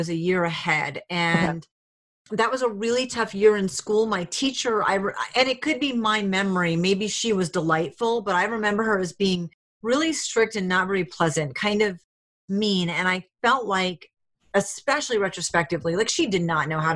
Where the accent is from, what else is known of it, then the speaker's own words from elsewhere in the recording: Rhode Island, United States; moved away; also born or lived in Alaska / Hawaii / New Hampshire; I was from Rhode Island